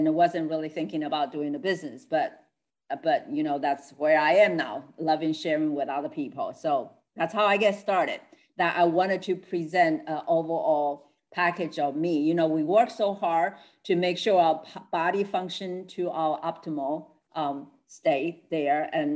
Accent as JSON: {"language": "English", "country": "Taiwan", "tie": "born or raised there", "moved": "yes", "said": "I'm original from Taiwan, so I'm a Chinese. So we teach Confucius teaching in all through when we grow up"}